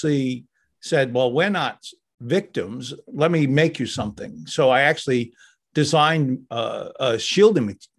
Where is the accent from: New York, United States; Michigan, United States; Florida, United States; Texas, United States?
New York, United States; I grew up in New York